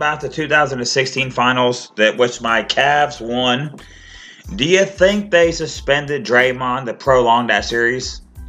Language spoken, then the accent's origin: English; Arkansas, United States; I'm from Arkansas